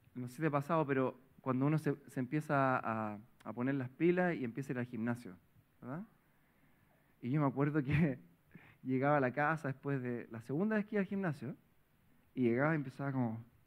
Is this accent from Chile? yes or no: yes; Providencia, Santiago Metropolitan Region, Chile; Yo vengo de Providencia toda la vida